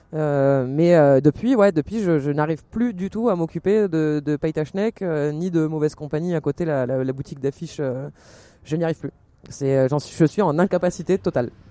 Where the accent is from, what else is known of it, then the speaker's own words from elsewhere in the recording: Marseille, Provence-Alpes-Côte d'Azur, France; je viens de Marseille